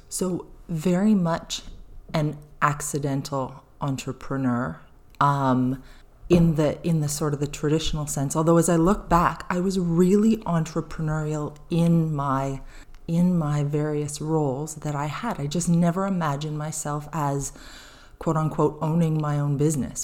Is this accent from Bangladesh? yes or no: no; St. Catharines, Ontario, Canada; moved away as an adult; now in New Brunswick, Canada; I grew up in Southern Ontario in, uh, about fifteen minutes from Niagara Falls, Niagara on the Lake, in a city called Saint Catharines